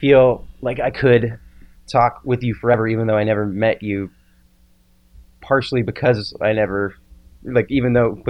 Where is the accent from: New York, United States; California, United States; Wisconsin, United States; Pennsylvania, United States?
Pennsylvania, United States; Pittsburgh; also born or lived in Oklahoma City, United States; So I was born in Oklahoma City. {S2} Really? {S1} Yeah. {S2} Okay. {S1} Yeah. And then my parents moved to Pittsburgh.